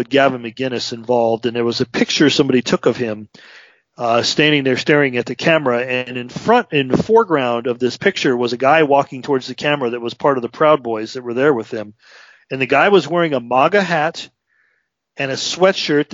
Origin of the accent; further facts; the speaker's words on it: Chicago, Illinois, United States; I came from a very blue working class family. I grew up in Chicago